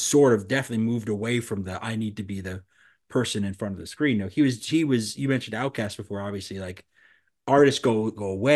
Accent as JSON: {"language": "English", "town": "New York City", "region": "New York", "country": "United States", "tie": "born or raised there", "said": "I grew up in Queens and I still live in Queens"}